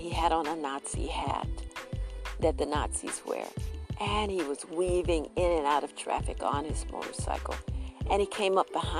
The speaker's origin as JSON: {"language": "English", "town": "Detroit", "region": "Michigan", "country": "United States", "also_born_or_lived": "Aiken/Barnwell area, South Carolina", "moved": "yes", "lives_now": "Aiken, United States", "said": "I'm from Detroit"}